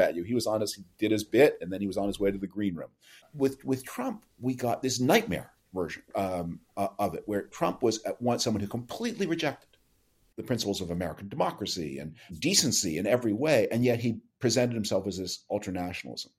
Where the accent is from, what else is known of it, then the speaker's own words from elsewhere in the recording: Canada; moved away; I grew up in Canada.